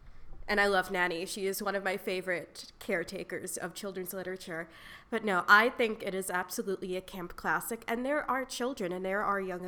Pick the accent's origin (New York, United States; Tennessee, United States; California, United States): New York, United States; I'm also skewed as a New Yorker